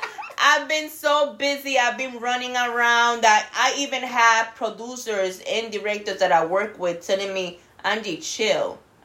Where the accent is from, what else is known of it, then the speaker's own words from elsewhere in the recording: Puerto Rico; accent: Puerto Rican; They need my accent, that Puerto Rican accent.